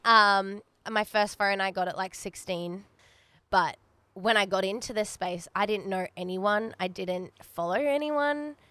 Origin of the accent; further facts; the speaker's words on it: Australia; Me being Australian